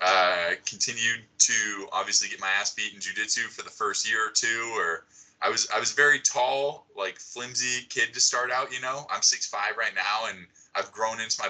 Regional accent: San Diego, California, United States; I'm from San Diego

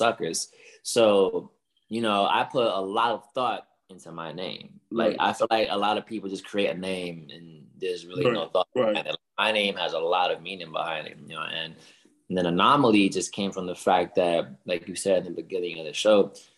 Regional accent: New York City, New York, United States; moved away; I'm from New York, Yankees, Bronx Bombers

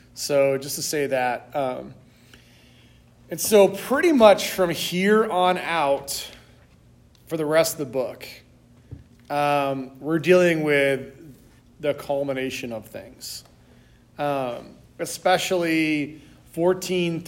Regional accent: United States; as American Christians

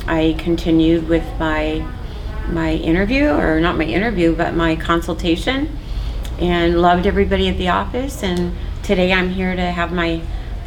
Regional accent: Orange County, California, United States; also born or lived in Hawaii; I grew up in Orange County, California.

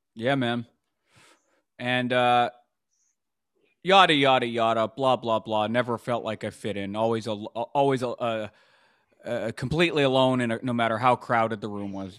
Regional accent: Vancouver, British Columbia, Canada; I grew up in Vancouver, B C, Canada

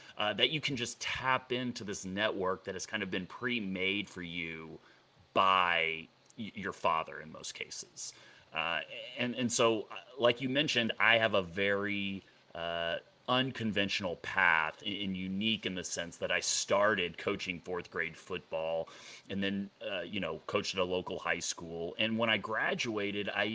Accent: Dallas, Texas, United States; moved away as an adult; also born or lived in Boulder, Colorado; I grew up in Dallas, Texas

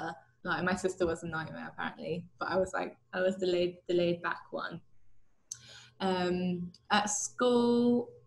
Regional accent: Havant, South East England, United Kingdom; also born or lived in Kingston upon Thames; I grew up in Havant, which is just outside Portsmouth

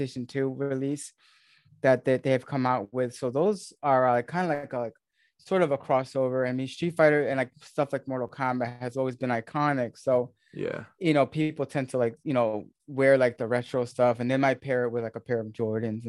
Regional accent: New York area, United States; accent: American; where I grew up in the New York area, the Northeast of the States

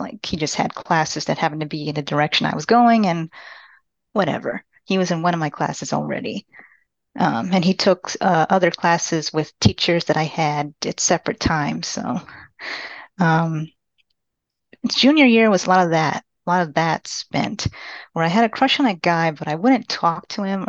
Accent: Austin, Texas, United States; also born or lived in Panama City, Panama / San Marcos, Texas; I'm from Panama City, Panama, but I was raised in Austin, Texas

